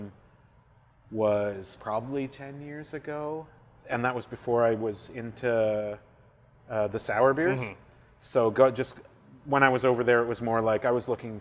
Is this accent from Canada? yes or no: yes; Southern Ontario, Canada; now in Ottawa, Canada; I grew up in Southern Ontario